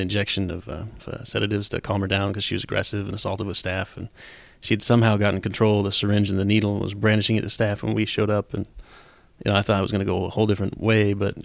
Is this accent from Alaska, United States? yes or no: yes; Anchorage, Alaska, United States; I was born and raised here in Anchorage